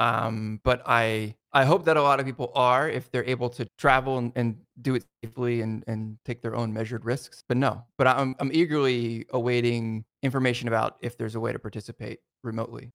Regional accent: New Jersey, United States; where I grew up in New Jersey

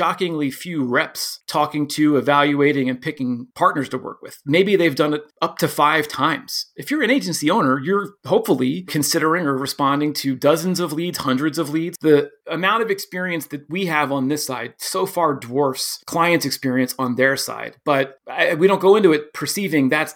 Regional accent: Philadelphia, Pennsylvania, United States; I'm from Philadelphia.

